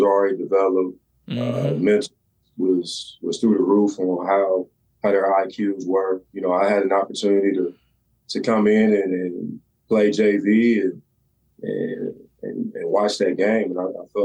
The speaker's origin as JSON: {"language": "English", "town": "Columbus", "region": "Ohio", "country": "United States", "tie": "born or raised there", "said": "I grew up everywhere in Columbus"}